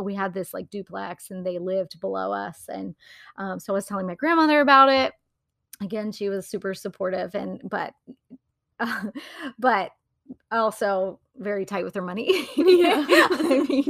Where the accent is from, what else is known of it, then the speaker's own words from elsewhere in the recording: Wilmington, United States; And I was back in my hometown and feeling like I had no idea what I was doing with my life. There really wasn't much opportunity in Wilmington at the time.